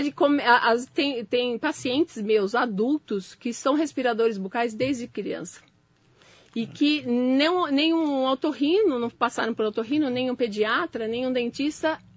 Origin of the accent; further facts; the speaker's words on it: São Paulo, Brazil; aqui acho que no Alto Tietê, porque eu sou de São Paulo